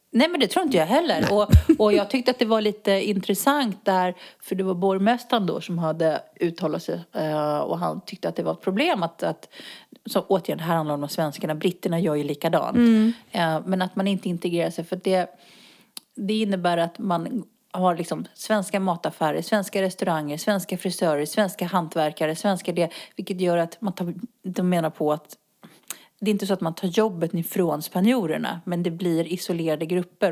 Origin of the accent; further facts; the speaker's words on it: Botkyrka, Stockholm County, Sweden; moved away as an adult; now in Spain; jag är uppvuxen i norra Botkyrka.